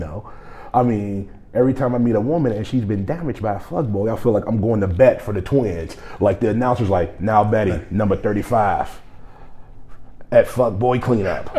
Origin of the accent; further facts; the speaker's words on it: Gary, Indiana, United States; grew up in Gary, Indiana